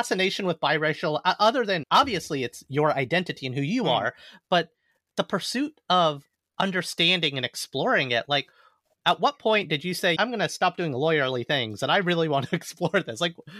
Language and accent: English; Alabama, United States; moved away; also born or lived in New York; I grew up in the American South, very segregated amongst the races, white, black, brown.